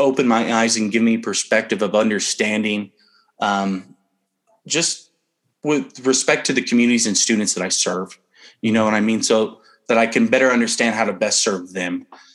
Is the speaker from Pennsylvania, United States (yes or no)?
no; El Paso, Texas, United States; moved away as an adult; also born or lived in Presidio; growing up in El Paso, I never thought of El Paso as a big city